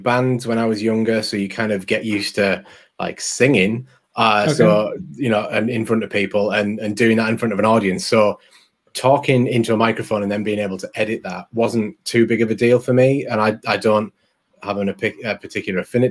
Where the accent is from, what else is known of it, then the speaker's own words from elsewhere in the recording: England, United Kingdom; I'm English and I'm a bit fast and mumbly